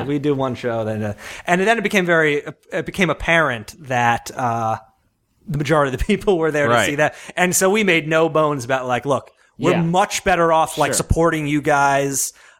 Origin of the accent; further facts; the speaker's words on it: Long Island, New York, United States; I grew up on Long Island